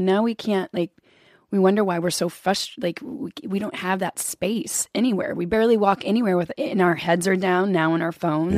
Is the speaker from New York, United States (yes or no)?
no; Kentucky, United States; I grew up in Kentucky